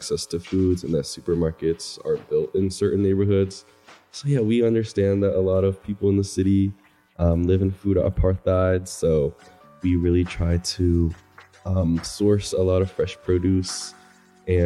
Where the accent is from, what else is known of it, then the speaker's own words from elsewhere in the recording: Philadelphia, Pennsylvania, United States; I'm from South Philly, 20 years old right now